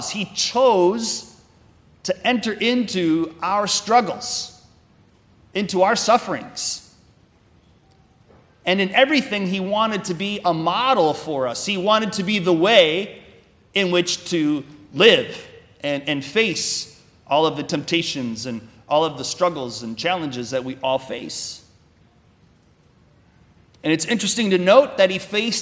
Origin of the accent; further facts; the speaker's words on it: Wisconsin, United States; I'm from Wisconsin